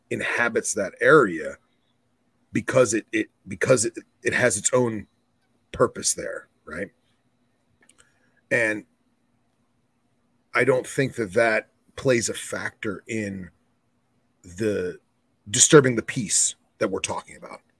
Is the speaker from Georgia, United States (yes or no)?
yes; Savannah, Georgia, United States; I'm from Savannah Boelens